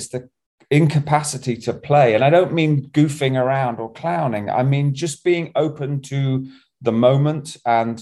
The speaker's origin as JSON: {"language": "English", "town": "Bognor Regis", "region": "South East England", "country": "United Kingdom", "tie": "born or raised there", "said": "I was growing up in Bognor Regis, in my adolescence, I just sailed all the time"}